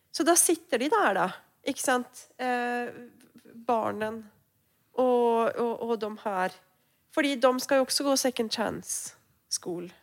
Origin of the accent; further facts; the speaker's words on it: Norway; now in Sweden; jeg kommer jo fra Norge